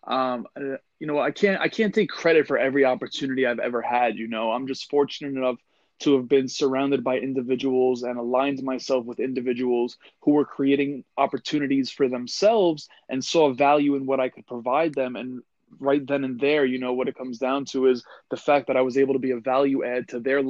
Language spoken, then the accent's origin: English; New York, United States; born and raised in New York